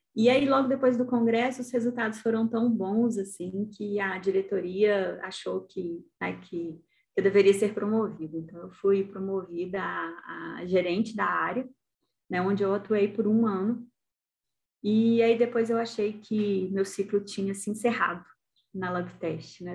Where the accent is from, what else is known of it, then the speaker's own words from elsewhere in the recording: Brazil; also born or lived in Italy; eu era a única estrangeira, né? E, e vinha de um país em desenvolvimento